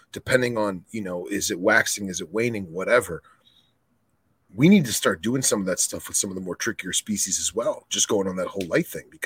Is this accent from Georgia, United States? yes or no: yes; Savannah, Georgia, United States; I'm from Savannah Boelens